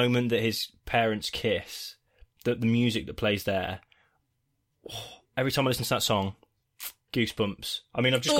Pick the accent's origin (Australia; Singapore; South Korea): Australia; As an Australian, I'm also mesmerised by your wonderful accents.